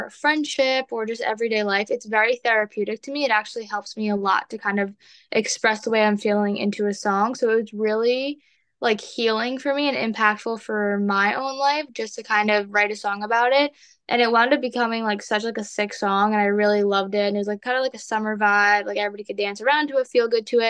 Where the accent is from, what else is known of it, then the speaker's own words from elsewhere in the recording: New York City, New York, United States; also born or lived in Long Island; So I was born and raised in New York City, and then when I was about like 11 years old, I transitioned to Long Island.